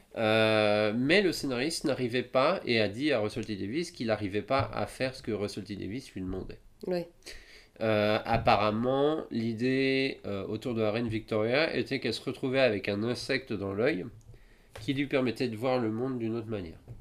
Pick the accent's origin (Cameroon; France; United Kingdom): France; je suis de France